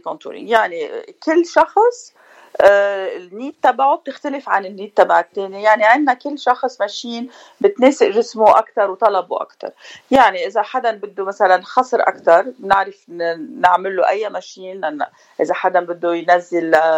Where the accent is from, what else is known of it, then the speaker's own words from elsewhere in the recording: Beirut, Beirut Governorate, Lebanon; also born or lived in Paris, France; now in Orange County, United States; انا من بيروت آه، جيت بال87 على امريكا